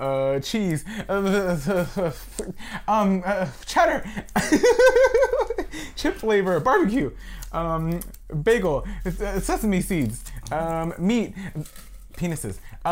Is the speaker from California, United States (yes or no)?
yes; Los Angeles, California, United States; I am a Latino, Latinx, queer artist born and raised in Hollywood, Los Angeles.